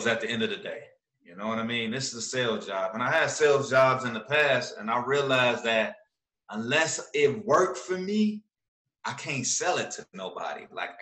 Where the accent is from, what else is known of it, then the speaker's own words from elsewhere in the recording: Chicago, Illinois, United States; moved away; When I first moved here, when people found out I was from Chicago